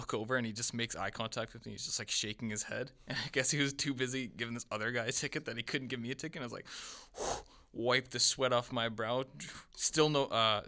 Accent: Winnipeg, Manitoba, Canada; we're from Winnipeg.

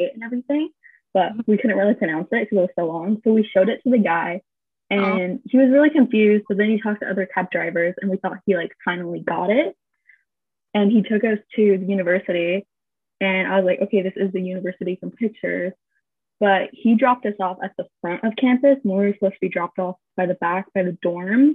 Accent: California, United States; moved away as an adult; now in South Korea; we're from California

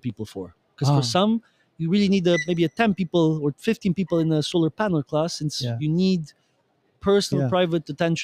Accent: Romania; now in Brussels, Belgium; in Romania, my home country, because I'm originally from Romania

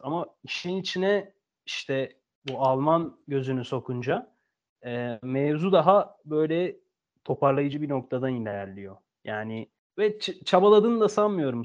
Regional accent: Turkey; Türkiye'de doğduk, Türkiye'liyiz.

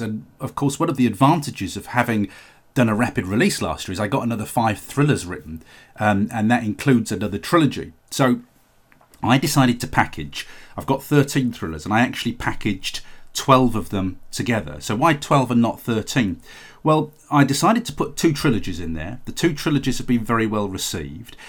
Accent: United Kingdom; the U K is my home country

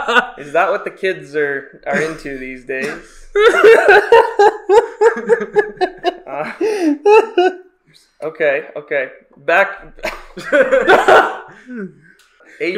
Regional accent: Chicago, Illinois, United States; We're actually from Chicago.

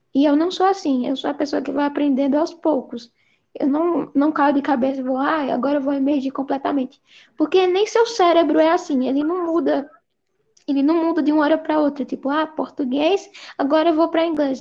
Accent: Recife, Pernambuco, Brazil; eu sou de Recife, Pernambuco

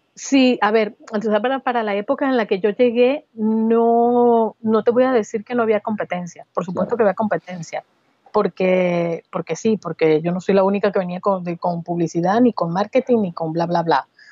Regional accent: Barquisimeto, Lara, Venezuela; moved away as an adult; also born or lived in San Cristóbal, Venezuela / Caracas, Venezuela; now in Barcelona, Spain; nací en San Cristóbal, en la región andina de Venezuela, pero me crié en Barquisimeto

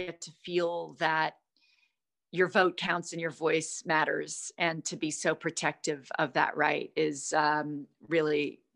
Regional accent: United States; being American

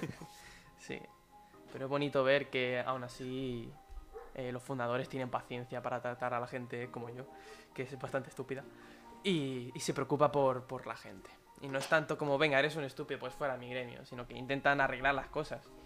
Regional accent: Spain; nosotros somos españoles

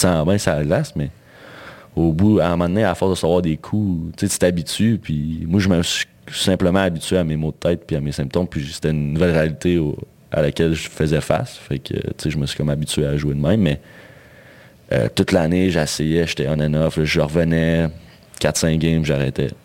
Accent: Val-d'Or, Quebec, Canada; je venais val d'Or

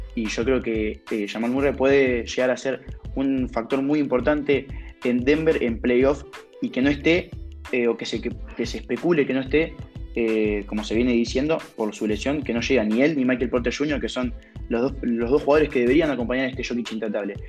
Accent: Argentina; siendo argentino, siendo un jugador de acá, nacido en nuestro país

